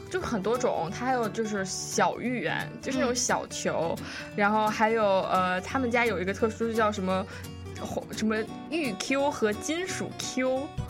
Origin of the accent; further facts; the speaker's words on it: Beijing, China; now in Seattle, United States; 我从小到大我是在北京长大